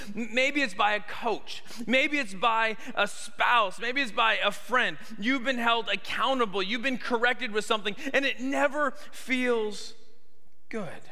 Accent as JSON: {"language": "English", "country": "Canada", "tie": "born or raised there", "moved": "yes", "lives_now": "Tuscaloosa, United States", "said": "me growing up in Canada"}